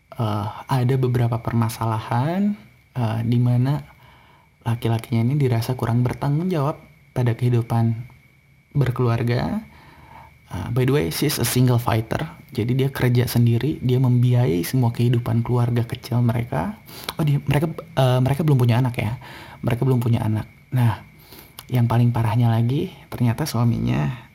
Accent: Bandung, West Java, Indonesia; moved away as an adult; now in Jakarta, Indonesia; gue ini dari Bandung

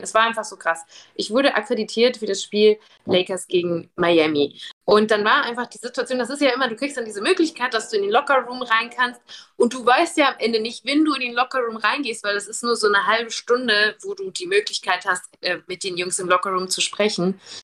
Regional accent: Germany; wo ich her bin, und ich sag, "Ja, von Germany."

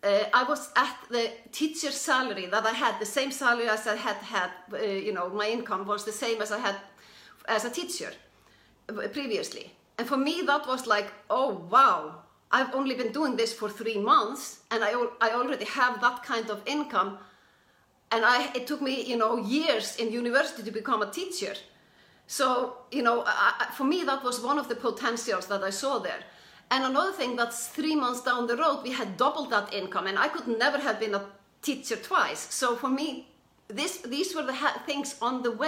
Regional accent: Iceland; I'm from Iceland, or we're both from Iceland

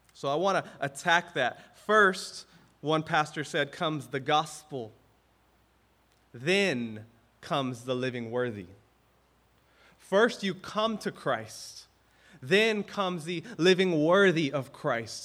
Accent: the South, United States; now in Hawaii, United States; I grew up in the South

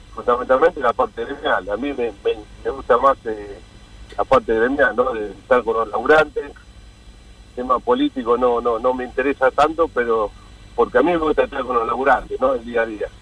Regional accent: Mar del Plata, Buenos Aires Province, Argentina; now in Buenos Aires, Argentina; nosotros somos todos de Mar del Plata en el año 87 hemos venido a vivir a Buenos Aires

